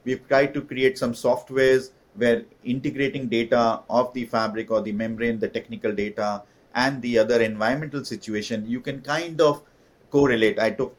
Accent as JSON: {"language": "English", "country": "India", "moved": "as an adult", "said": "when I moved from India to do my MBA in France"}